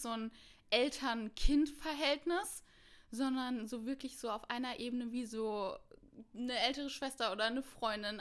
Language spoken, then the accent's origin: German; Mainz, Rhineland-Palatinate, Germany; moved away as an adult; now in Cologne, Germany; Ich komme eigentlich aus Mainz und ich wohne schon seit ähm, knapp vier